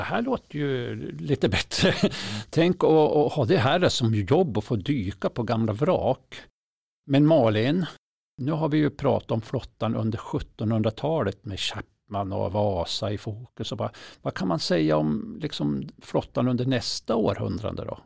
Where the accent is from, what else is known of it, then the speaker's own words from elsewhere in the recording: inland Norrland, Sweden; Norrlands inland, alltså det är till och med där jag är från